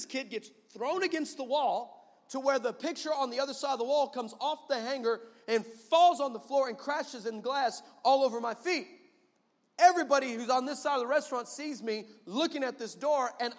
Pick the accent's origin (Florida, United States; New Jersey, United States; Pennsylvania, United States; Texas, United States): Texas, United States; El Paso; I'm from El Paso